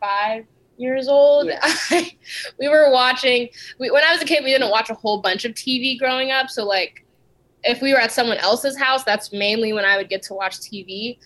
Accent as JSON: {"language": "English", "region": "California", "country": "United States", "tie": "born or raised there", "also_born_or_lived": "Italy", "said": "But collectively, I spent the most time in California."}